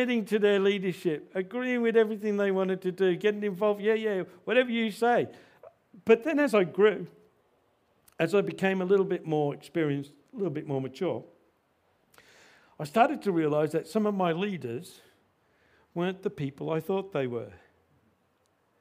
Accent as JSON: {"language": "English", "country": "Australia", "said": "we struggle as the Australian Christians"}